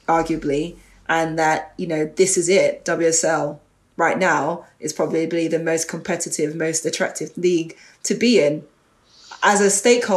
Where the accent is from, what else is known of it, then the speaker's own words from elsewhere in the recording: London, United Kingdom; I grew up in Northwest London, in Edgware Town, and I grew up on an estate around there called Stonegrove